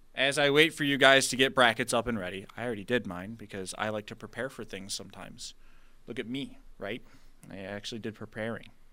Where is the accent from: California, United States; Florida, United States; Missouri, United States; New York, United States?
New York, United States; Buffalo; we're from Buffalo